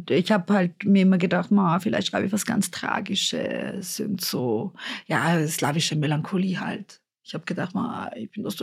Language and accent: German; Innsbruck, Tyrol, Austria; Und ich bin halt davor in Innsbruck aufgewachsen.